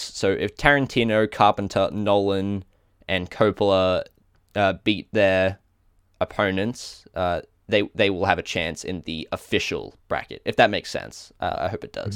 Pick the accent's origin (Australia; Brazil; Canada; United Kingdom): Australia; accent: Australian; my Australian accent